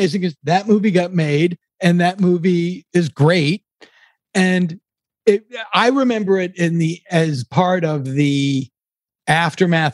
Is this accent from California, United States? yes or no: no; Massachusetts, United States; I'm from Massachusetts